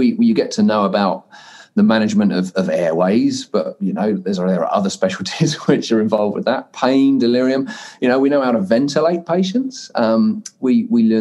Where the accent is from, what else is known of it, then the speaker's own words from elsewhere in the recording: United Kingdom; moved away as an adult; now in New Zealand; as you could probably gather from my accent, being originally British and becoming a New Zealander 15 years ago